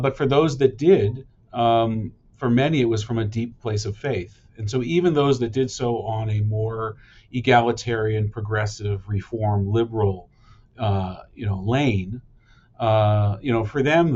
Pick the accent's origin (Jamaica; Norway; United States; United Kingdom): United States; California; moved away as an adult; now in Vancouver, Canada; I grew up in California my whole life and went to university there